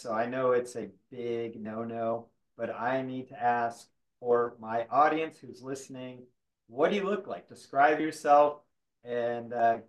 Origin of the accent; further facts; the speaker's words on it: Midwest, United States; also born or lived in South; So I kind of grew up in the Midwest and I grew up in the South.